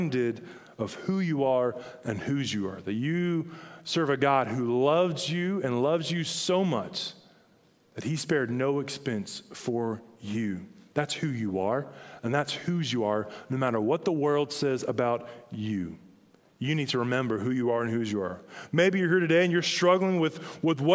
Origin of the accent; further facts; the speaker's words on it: Hinesville, Georgia, United States; I grew up in Hinesville, Georgia